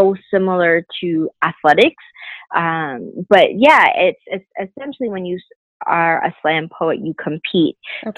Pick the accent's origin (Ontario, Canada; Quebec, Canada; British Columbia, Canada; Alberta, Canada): Ontario, Canada; Brampton; I'm originally from Brampton